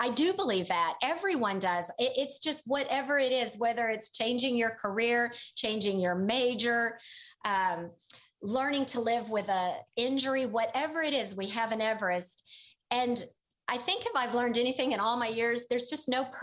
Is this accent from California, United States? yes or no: no; Tulsa, Oklahoma, United States; moved away; also born or lived in Boulder, Colorado; I was a city girl. I grew up in Tulsa, Oklahoma.